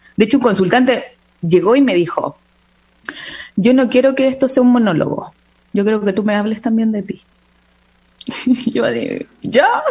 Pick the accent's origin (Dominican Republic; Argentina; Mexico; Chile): Chile; soy chilena